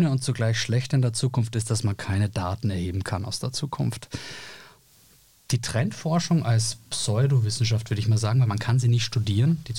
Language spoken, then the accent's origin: German; Austria; Ich bin Österreicher, aber das hast du ja sozusagen durch den Hinweis nach Graz äh, schon gesagt.